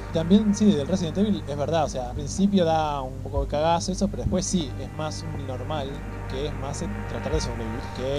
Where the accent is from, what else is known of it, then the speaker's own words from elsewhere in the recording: Argentina; lo pienso como argentino